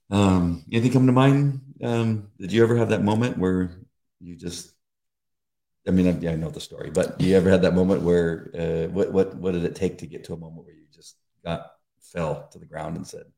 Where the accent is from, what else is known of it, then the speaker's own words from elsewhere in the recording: Beverly Hills, California, United States; Growing up in Beverly Hills, there was a large Jewish community.